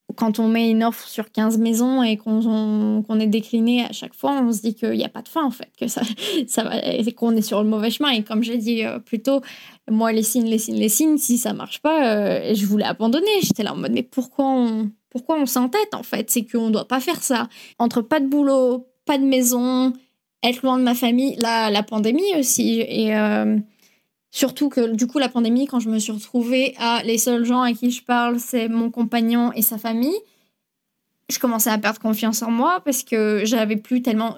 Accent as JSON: {"language": "French", "town": "Bourgoin-Jallieu", "region": "Auvergne-Rhône-Alpes", "country": "France", "moved": "as an adult", "lives_now": "New Zealand", "said": "Je viens de Bourgoin-Jallieu, mais en général, je dis Lyon"}